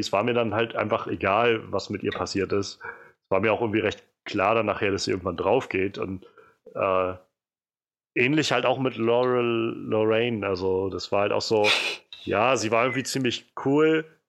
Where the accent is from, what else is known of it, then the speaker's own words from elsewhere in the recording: a city in former East Germany, eastern Germany, Germany; ich bin nicht mehr im Osten aufgewachsen, aber gab dann doch genug, äh, alte Bauten noch in der Stadt, wo ich aufgewachsen bin, die ja immer noch aus D D R-Zeiten da standen